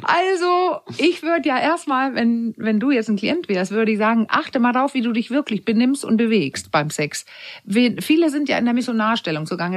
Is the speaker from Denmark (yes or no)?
yes; Denmark; moved away; Weil ich bin ja Dänin und bin in der Zeit groß geworden